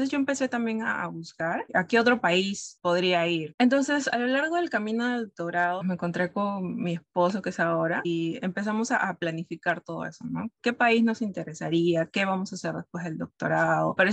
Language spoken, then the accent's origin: Spanish; Peru; also born or lived in Brazil; now in Canada; Bueno, en el caso de Perú a Brasil fue mucho más, más fácil, digamos. Como mencioné, nosotros tenemos, podemos tener acceso a la visa Mercosur que te permite eh, trabajar, estudiar.